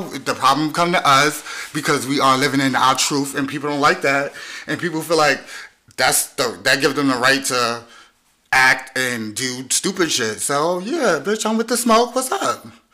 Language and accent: English; New York City, New York, United States; growing up gay in Brooklyn, in Brooklyn, New York